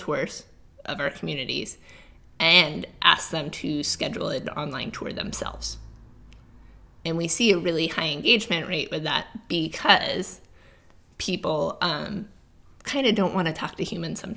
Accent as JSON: {"language": "English", "area": "Cape Cod", "region": "New England", "country": "United States", "tie": "born or raised there", "said": "I'm from the East Coast, grew up in New England"}